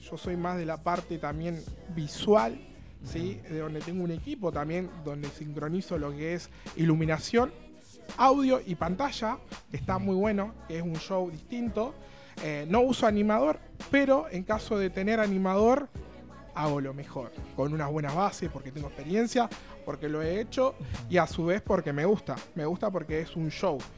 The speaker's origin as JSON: {"language": "Spanish", "town": "General Pico", "region": "La Pampa", "country": "Argentina", "said": "yo vengo de la ciudad de General Pico"}